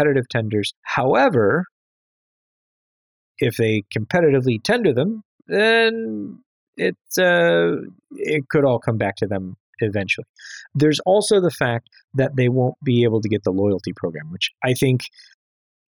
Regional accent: Chicago, Illinois, United States; being a Chicagoan

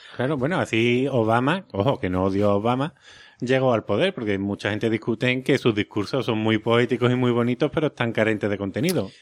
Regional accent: Seville, Andalusia, Spain; accent: Sevillian; mi acento sevillano

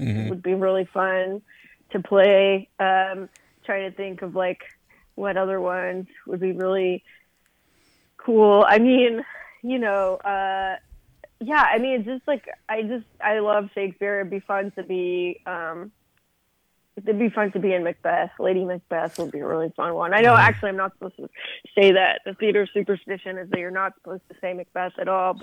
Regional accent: Los Angeles, California, United States; moved away as an adult; also born or lived in San Francisco Bay Area; now in New York, United States; I was born and grew up in the L.A. area

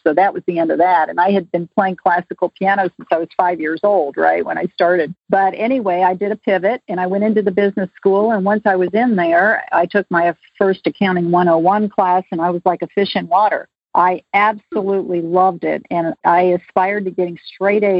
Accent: Akron, Ohio, United States; moved away as an adult; also born or lived in Cleveland, Ohio; now in Atlanta, United States; I grew up in Akron, Ohio

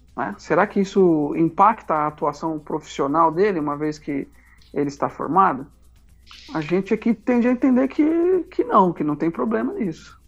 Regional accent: São Paulo, Brazil; moved away as an adult; now in João Pessoa, Brazil; sou paulista, paulistano em processo de aparaibanamento

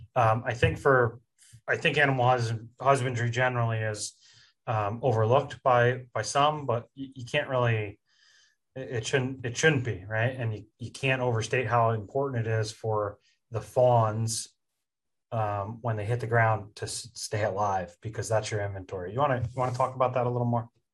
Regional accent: Pennsylvania, United States; I'm from Pennsylvania

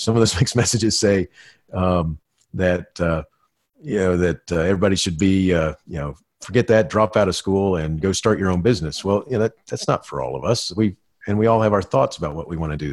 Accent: Florida, United States; I grew up in Florida watching the Apollo uh, moonshots

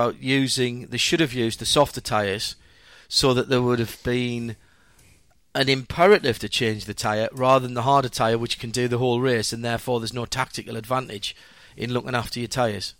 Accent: Sunderland, North East England, United Kingdom; I come from Sunderland, up in the North East.

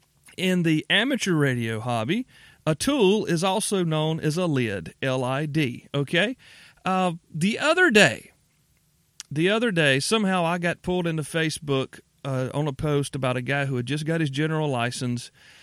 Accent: the South, United States; I'm from the South. By and large, most Southerners are polite people.

